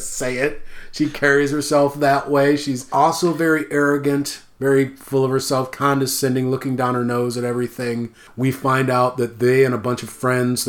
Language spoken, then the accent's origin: English; Midwest, United States; As a Midwesterner